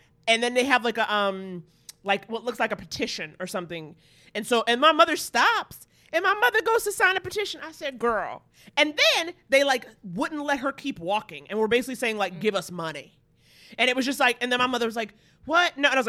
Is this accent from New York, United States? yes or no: yes; New York City, New York, United States; I grew up in Harlem.